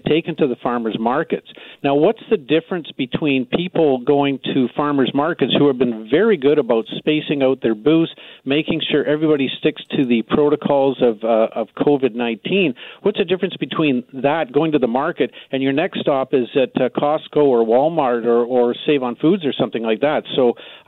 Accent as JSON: {"language": "English", "town": "Ladner", "region": "British Columbia", "country": "Canada", "tie": "born or raised there", "said": "in my hometown of Ladner and Tawasin, we have a farmers market"}